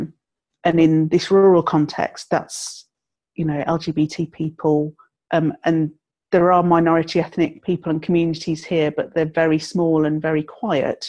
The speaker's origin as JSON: {"language": "English", "region": "England", "country": "United Kingdom", "tie": "born or raised there", "also_born_or_lived": "southern Scotland", "moved": "as an adult", "lives_now": "Scotland, United Kingdom", "said": "born and brought up in England"}